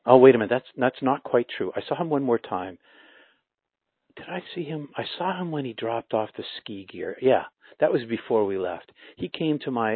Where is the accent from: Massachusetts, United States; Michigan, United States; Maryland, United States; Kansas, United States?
Massachusetts, United States; Boston; I was from Boston.